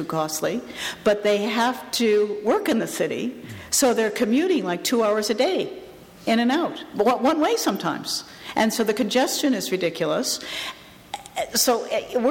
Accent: Canada; my home country

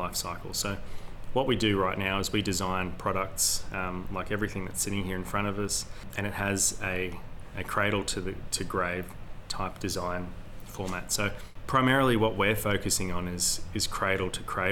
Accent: Hazelwood North, Victoria, Australia; now in Warragul, Australia; I grew up on Gunnakurnai Brackalong Clan land in Hazelwood North

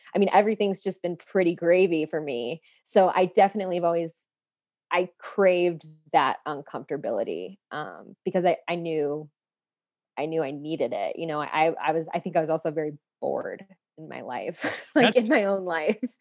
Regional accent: Phoenix, Arizona, United States; I'm from Phoenix, Arizona. I'm a city girl

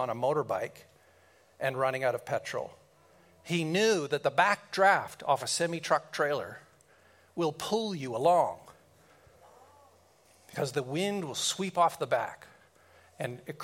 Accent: Kelowna, British Columbia, Canada; we drove back to Kelowna, my hometown

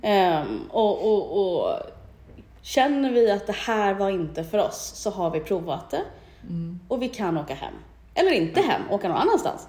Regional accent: Stockholm, Stockholm County, Sweden; moved away as an adult; now in Mallorca, Spain; entreprenör i grunden, uh kommer från Stockholm. Mm. Men är halv eh, Mallorquin

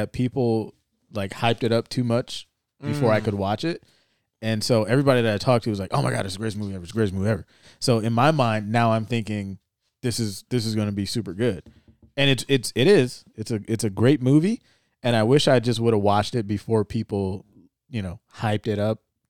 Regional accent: California, United States; And because we're from the Bay Area, I'm like, okay, this shit better be good.

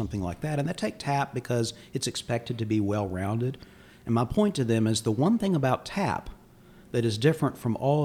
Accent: Mecklenburg County, North Carolina, United States; I grew up in Mecklenburg County

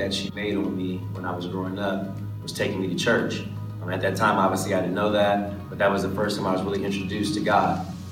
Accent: Los Angeles, California, United States; growing up in Los Angeles

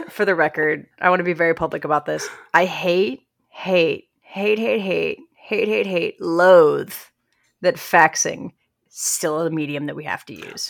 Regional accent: Midwest, United States; I'm from the Midwest where we have a healthy, healthy amount of unions

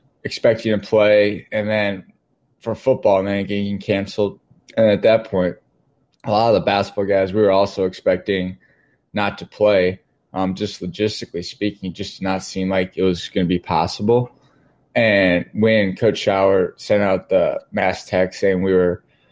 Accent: Wheaton, Illinois, United States; also born or lived in Dayton, Ohio; I grew up in Wheaton my whole life

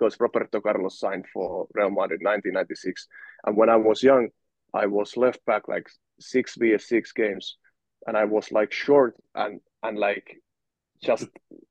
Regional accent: Valkeakoski, Pirkanmaa, Finland; born or raised there; English is a second language

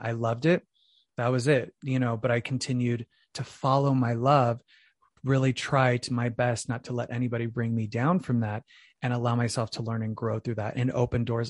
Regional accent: Phoenix, Arizona, United States; I'm originally from Phoenix, Arizona, so I'm from the Valley of the Sun

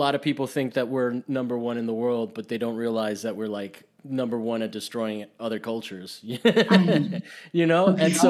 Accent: Rome, Lazio, Italy; Yeah, I grew up in Rome. And my dad worked for

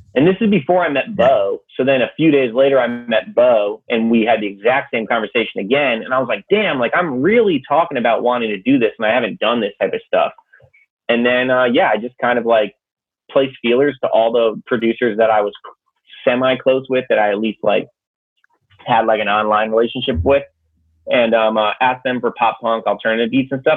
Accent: Connecticut, United States; also born or lived in New Hampshire; I'm from Connecticut

